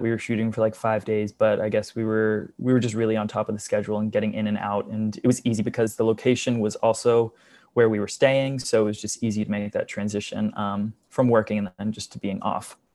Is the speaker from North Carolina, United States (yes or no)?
yes; just outside of Charlotte, North Carolina, United States; moved away as an adult; now in New York City, United States; I grew up in North Carolina, just outside of Charlotte